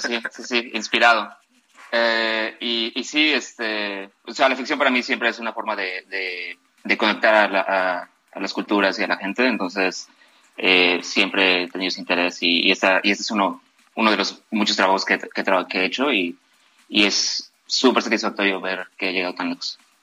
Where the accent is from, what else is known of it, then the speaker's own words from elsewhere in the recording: Guadalajara, Jalisco, Mexico; moved away as an adult; now in Los Angeles, United States; yo soy mexicano de Guadalajara